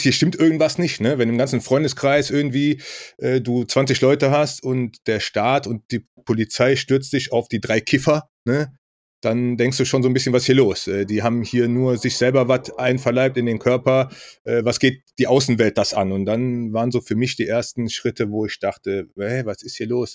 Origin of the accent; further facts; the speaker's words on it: Rhineland, Germany; ich komme aus dem Rheinland